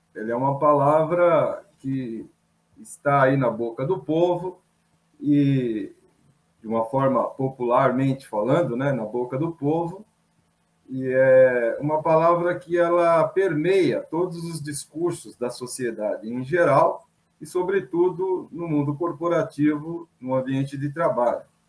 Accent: São Paulo, Brazil; Sou paulistano, tenho 59 anos

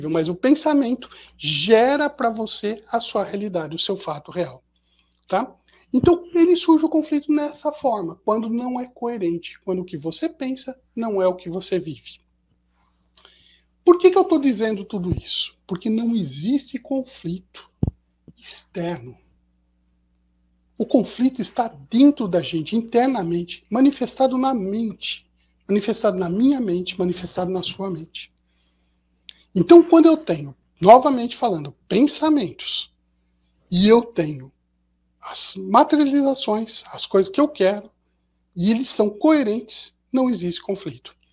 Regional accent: Pindamonhangaba, São Paulo, Brazil; eu sou do interior, sou daqui de Pindamonhangaba, e eu vou pegar o carro e vou para São Paulo.

